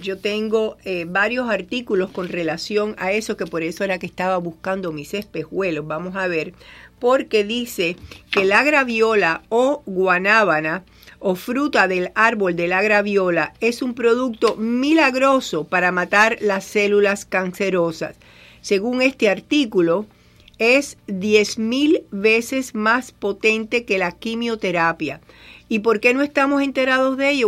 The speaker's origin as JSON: {"language": "Spanish", "country": "Cuba", "tie": "born or raised there", "moved": "yes", "said": "en mi pueblo, en Cuba, le decíamos champola"}